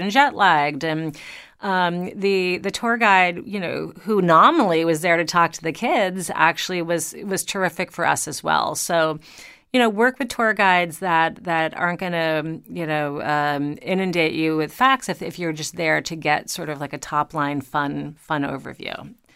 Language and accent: English; New York, United States; also born or lived in Long Island; I am originally a New Yorker